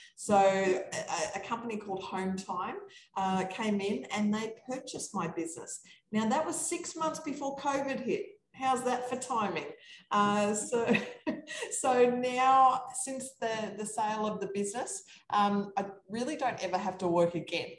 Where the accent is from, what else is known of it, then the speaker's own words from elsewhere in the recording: Australia; I'm from Australia. That's this funny accent going on here